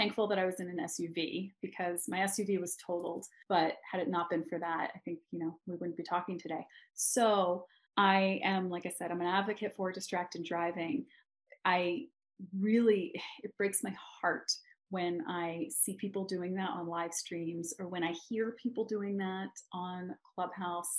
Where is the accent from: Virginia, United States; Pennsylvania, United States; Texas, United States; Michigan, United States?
Pennsylvania, United States; Philadelphia; moved away as an adult; also born or lived in London / New York; now in Los Angeles, United States; I come from Philadelphia